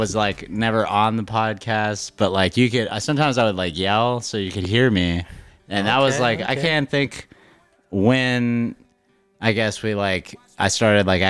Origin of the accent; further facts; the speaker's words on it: Austin, Texas, United States; also born or lived in Fresno, California; I was born in Fresno, but I've lived in Austin since I was two